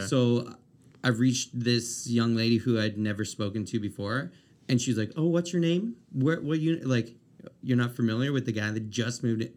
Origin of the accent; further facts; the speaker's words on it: Amherst, Nova Scotia, Canada; also born or lived in Dartmouth / Halifax; now in Moncton, Canada; I'm from Amherst originally